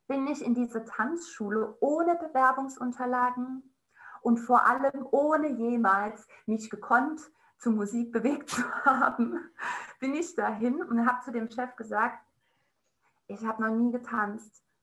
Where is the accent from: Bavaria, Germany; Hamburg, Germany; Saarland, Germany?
Saarland, Germany; Jetzt ist es raus, ich bin aus dem Saarland.